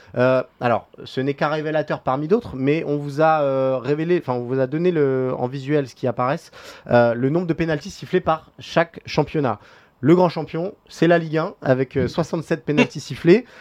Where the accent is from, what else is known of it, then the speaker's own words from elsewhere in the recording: France; en tant que Français